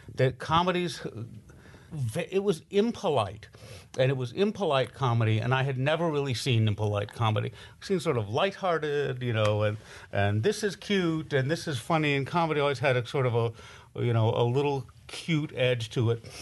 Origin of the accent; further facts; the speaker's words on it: Los Angeles, California, United States; growing up in Hollywood